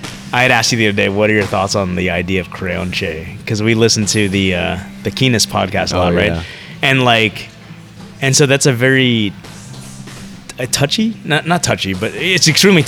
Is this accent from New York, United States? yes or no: no; Florida, United States; first language Vietnamese; English is a second language; also born or lived in Los Angeles; I was born in California. {S0} Okay. {S3} In Los Angeles. Moved to Florida when I was like 5, so okay. I'm really a Floridian, right?